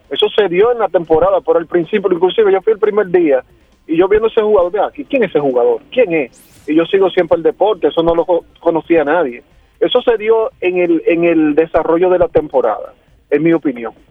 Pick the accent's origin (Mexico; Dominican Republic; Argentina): Dominican Republic; lo que importa es que todos somos dominicanos y somos fanáticos